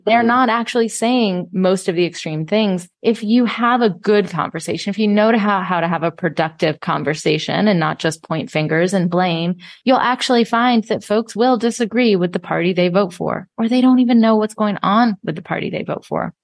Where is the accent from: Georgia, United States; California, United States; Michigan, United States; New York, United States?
Georgia, United States; Atlanta; I was also a brown kid growing up in Atlanta, Georgia in the 80s